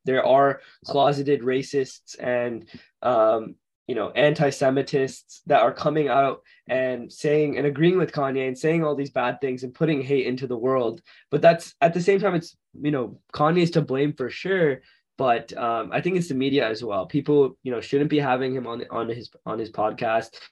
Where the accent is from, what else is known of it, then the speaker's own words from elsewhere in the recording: Florida, United States; we're both from Florida